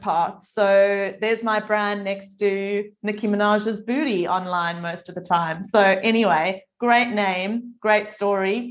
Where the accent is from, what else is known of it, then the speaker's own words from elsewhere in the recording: South Africa; now in Adelaide, Australia; I'm originally from South Africa, if you're wondering where my accent comes from.